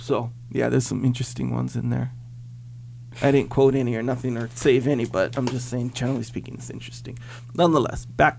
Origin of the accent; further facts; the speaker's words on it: Kauai, Hawaii, United States; growing up in Kauai, and then living here